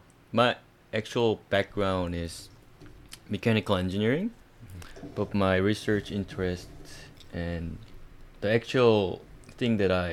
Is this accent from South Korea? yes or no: yes; South Korea; English is a second language; moved away; I'm Korean.